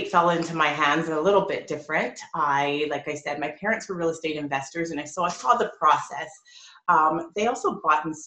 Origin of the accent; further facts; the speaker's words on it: Edmonton, Alberta, Canada; now in Toronto, Canada; I was born in Toronto. I stayed here for about 5 years, and then we moved to Edmonton